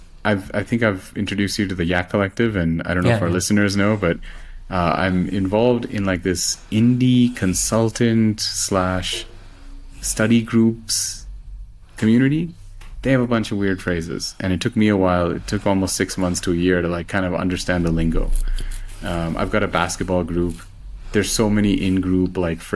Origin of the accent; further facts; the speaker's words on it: India; first language Telugu; English is a second language; now in Mexico; we're both from India